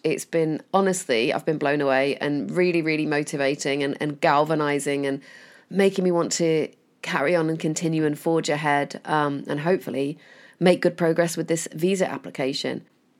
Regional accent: Chorley, North West England, United Kingdom; I'm originally from Chorley, which is also here in the Northwest. Shout out to any listeners in Chorley.

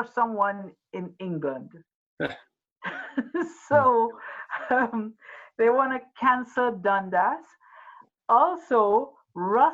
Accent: Trinidad & Tobago; now in Canada; as a transplanted Canadian, I call myself because I am originally from Trinidad and Tobago

